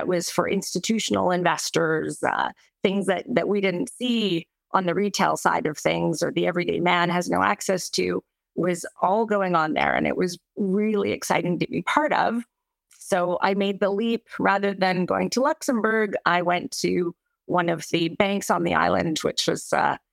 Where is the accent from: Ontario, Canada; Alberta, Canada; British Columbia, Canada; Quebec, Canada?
Alberta, Canada; Calgary; moved away; being Canadian